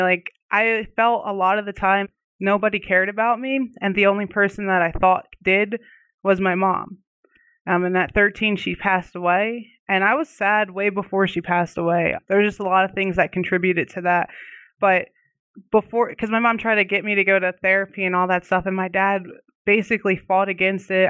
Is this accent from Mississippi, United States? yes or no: no; Oxford, Pennsylvania, United States; now in Arizona, United States; I'm living out in Arizona right now, but I'm originally from a small town, um, in Pennsylvania called Oxford